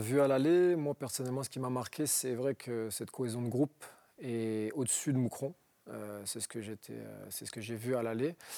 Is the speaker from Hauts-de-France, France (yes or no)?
yes; Roubaix, Hauts-de-France, France; je viens d'un quartier de modeste de, Roubaix, j'ai grandi à Roubaix